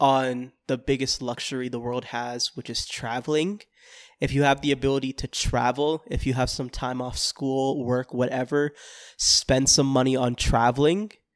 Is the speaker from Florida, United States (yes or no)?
yes; Florida, United States; I'm from Florida